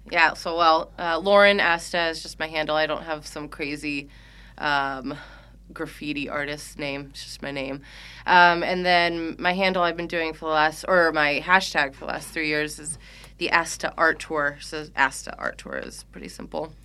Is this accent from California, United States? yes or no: yes; Walnut Creek, California, United States; moved away; also born or lived in Chicago; Grew up not too far from here